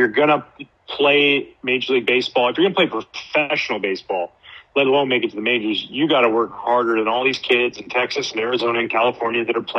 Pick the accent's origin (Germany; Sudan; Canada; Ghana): Canada; Gibsons, British Columbia; now in Chicago, United States; I'm from Gibson's, BC, and in my hometown, there's zero confirmed cases